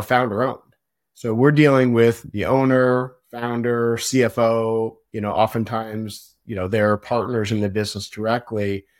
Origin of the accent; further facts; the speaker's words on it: outside of Seattle, Washington, United States; now in Portland, United States; I grew up outside of Seattle. I've been in Portland for a long time, so I consider myself really, you know, a Pacific Northwest guy.